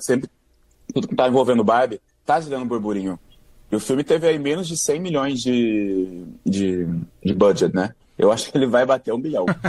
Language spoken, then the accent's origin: Portuguese; interior of São Paulo, Brazil; now in Rio de Janeiro, Brazil; Eu vim do interior de São Paulo